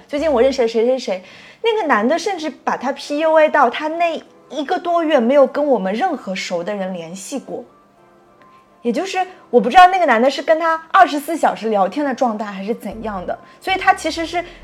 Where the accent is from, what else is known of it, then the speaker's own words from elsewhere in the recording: Nantong, Jiangsu, China; moved away; 我们老家南通